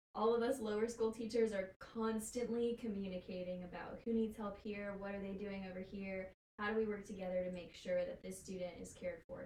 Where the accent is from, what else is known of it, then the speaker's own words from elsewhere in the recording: Powder Springs, Georgia, United States; I'm originally from Powder Springs